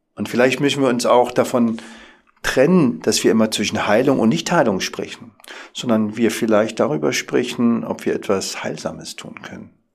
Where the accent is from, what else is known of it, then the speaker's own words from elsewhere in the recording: Berlin, Germany; als klassischer Berliner Junge, geboren im Wedding